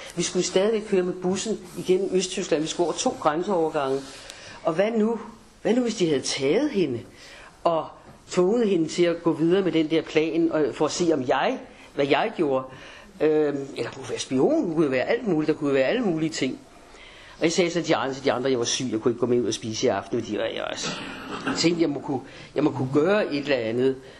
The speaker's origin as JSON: {"language": "Danish", "country": "Denmark", "said": "jeg havde dansk pas"}